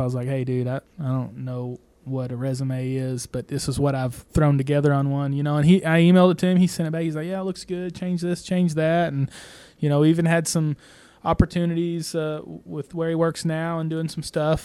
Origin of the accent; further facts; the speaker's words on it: Broken Bow, Oklahoma, United States; I'm just here from Broken Bow